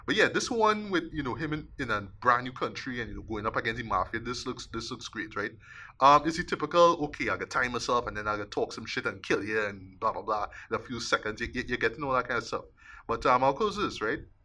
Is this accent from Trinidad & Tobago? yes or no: yes; Trinidad & Tobago; me as a Trinidadian